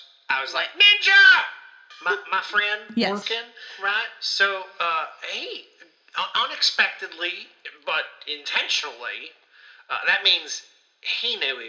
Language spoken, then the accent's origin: English; Ohio, United States; Well, I think it's important to note I'm from Ohio.